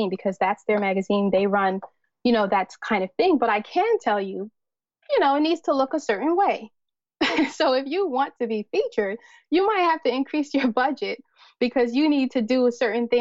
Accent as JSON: {"language": "English", "country": "United States", "tie": "born or raised there", "said": "a Nigerian woman, you know, born and raised here in America"}